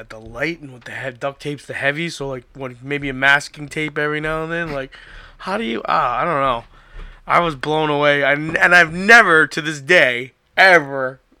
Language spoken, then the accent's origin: English; Florida, United States; I grew up in Florida